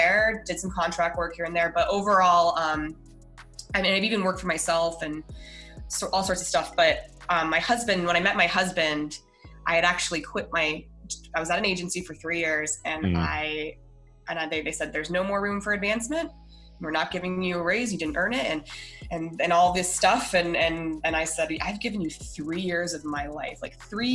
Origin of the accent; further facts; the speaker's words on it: Denver, Colorado, United States; I'm from Denver originally.